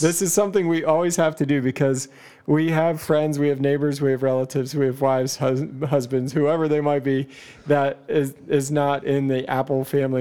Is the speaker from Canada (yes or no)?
yes; Canada; I'm Canadian